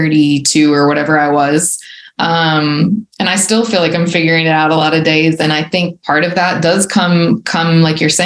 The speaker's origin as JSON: {"language": "English", "town": "Baton Rouge", "region": "Louisiana", "country": "United States", "tie": "born or raised there", "moved": "as an adult", "lives_now": "Alabama, United States", "said": "I was born and raised in Baton Rouge and stayed there till I was 25, 26."}